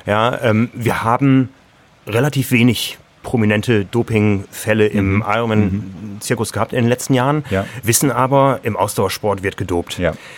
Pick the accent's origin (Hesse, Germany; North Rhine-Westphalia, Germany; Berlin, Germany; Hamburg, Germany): Hamburg, Germany; ich bin Hamburger